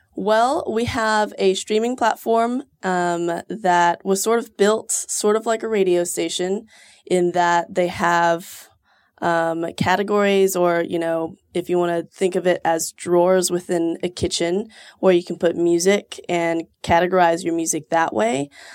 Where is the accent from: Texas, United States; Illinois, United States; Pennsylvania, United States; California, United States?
Texas, United States; Houston; moved away as an adult; now in Austin, United States; I'm from Houston originally, but I moved here six years ago